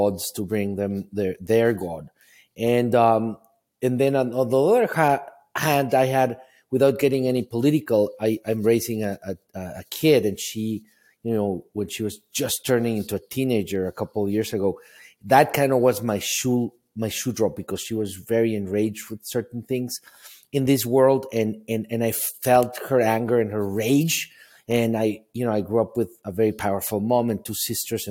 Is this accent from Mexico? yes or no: yes; Mexico City, Mexico; moved away as an adult; now in United States; I grew up in Mexico City, not with a lot of money